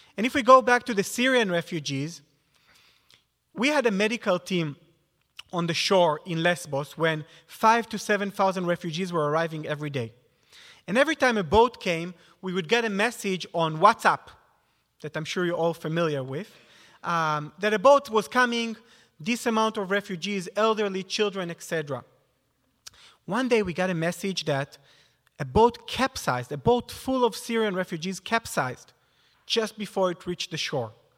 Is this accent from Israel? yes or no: yes; near Tzfat, Northern District, Israel; moved away; I grew up in Israel in a small